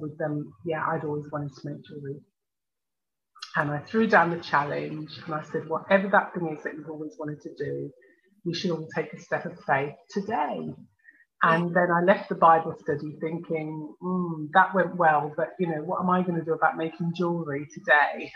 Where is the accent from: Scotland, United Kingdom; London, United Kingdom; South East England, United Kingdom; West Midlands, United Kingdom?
West Midlands, United Kingdom; Birmingham; I was born in Birmingham in the UK. My parents uh, came from Jamaica in the Caribbean.